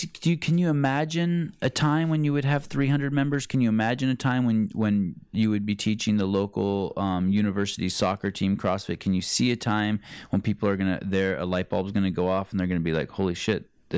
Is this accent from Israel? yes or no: no; Armenia; English is a second language; It's too bad there's not a gym in Armenia, in my home country.